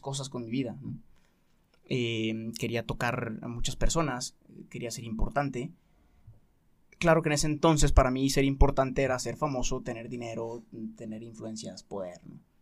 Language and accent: Spanish; Guadalajara, Jalisco, Mexico; hice un año de universidad aquí en Guadalajara, soy de Guadalajara